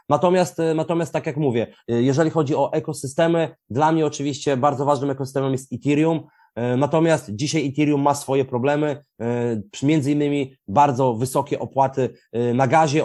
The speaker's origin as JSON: {"language": "Polish", "town": "Białystok", "region": "Podlaskie Voivodeship", "country": "Poland", "said": "Ja jestem z Biegostoku"}